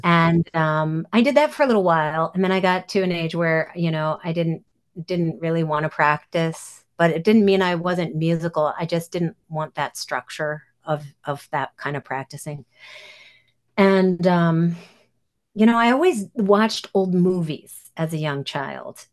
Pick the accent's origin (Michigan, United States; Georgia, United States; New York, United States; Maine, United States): New York, United States; New York City; I grew up in Manhattan